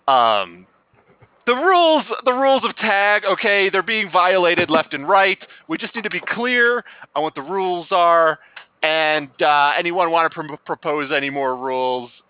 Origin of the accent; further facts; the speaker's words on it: Canada; I'm from Canada